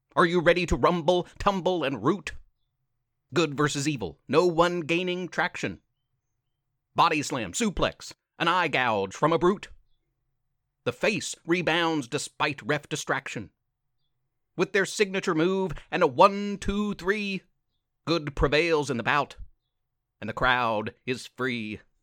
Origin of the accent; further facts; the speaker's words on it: South Point, Ohio, United States; I'm from South Point High